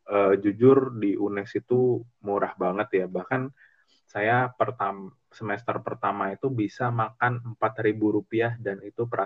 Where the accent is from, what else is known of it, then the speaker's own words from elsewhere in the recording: Jakarta, Indonesia; besar di Jakarta banyak nemu teman-teman dari macam-macam daerah juga agak nyablak gitu, agak frontal gitu.